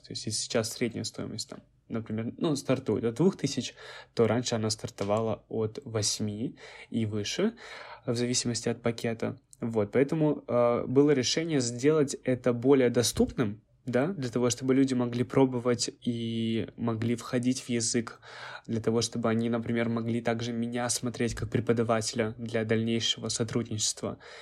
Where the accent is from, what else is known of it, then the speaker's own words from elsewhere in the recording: Krasnoyarsk, Krasnoyarsk Krai, Russia; moved away; в моем родном городе Красноярске.